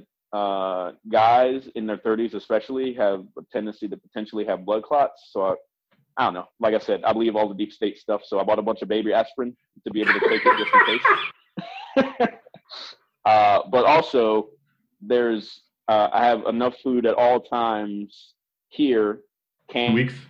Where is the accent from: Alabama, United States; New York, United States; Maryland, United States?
Maryland, United States; Baltimore; I'm from Baltimore